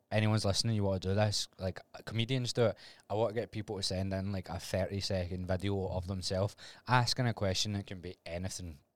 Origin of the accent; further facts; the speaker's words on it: Glasgow, Scotland, United Kingdom; I was Glasgow